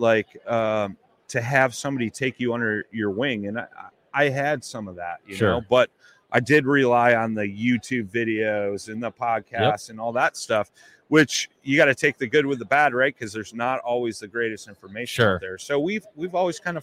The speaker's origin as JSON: {"language": "English", "town": "Chicago", "region": "Illinois", "country": "United States", "said": "I'm a blues man. I'm from Chicago."}